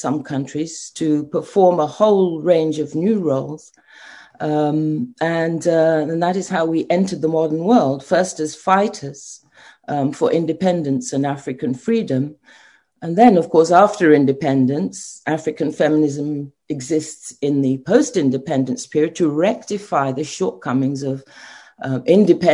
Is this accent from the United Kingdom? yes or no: yes; London, United Kingdom; moved away as an adult; also born or lived in Nigeria / The Hague; now in Ghana; I was born in London and trained in Britain